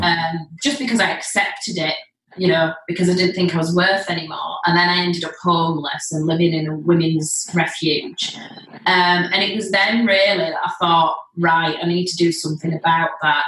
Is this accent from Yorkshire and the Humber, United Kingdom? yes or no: yes; Leeds, Yorkshire and the Humber, United Kingdom; I'm from Leeds, live in Leeds still